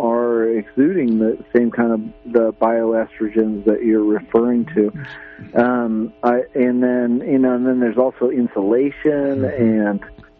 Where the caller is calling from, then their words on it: Redway, California, United States; I'm just from Redway